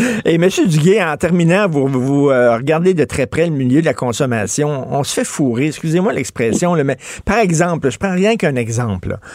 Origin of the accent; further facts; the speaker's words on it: Montreal, Quebec, Canada; j'ai grandi à Verdun